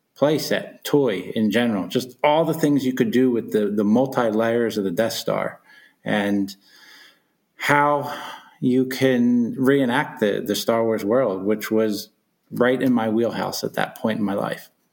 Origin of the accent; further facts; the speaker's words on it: Philadelphia, Pennsylvania, United States; growing up in Philadelphia